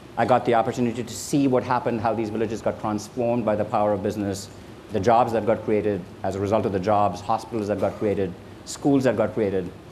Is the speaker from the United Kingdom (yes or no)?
no; India; now in United States; I grew up in India, and it's a poor country.